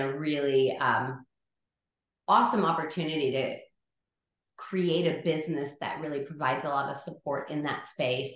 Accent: California, United States; moved away as an adult; now in Adelaide, Australia; I'm from California, and that is where I did my schooling

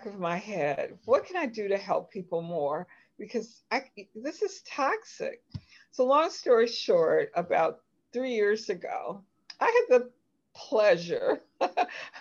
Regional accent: Highland Park, Michigan, United States; And I grew up in Detroit, Michigan, actually Highland Park, Michigan

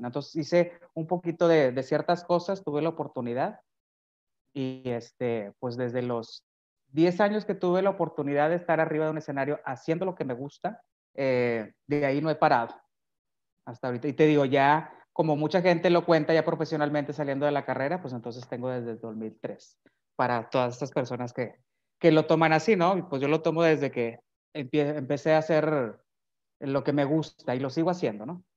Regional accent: Monterrey, Nuevo León, Mexico; yo nací aquí en Monterrey, Nuevo León, y he vivido aquí siempre

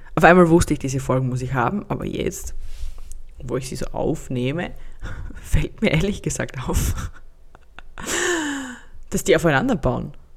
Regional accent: Austria; Bei uns in Österreich

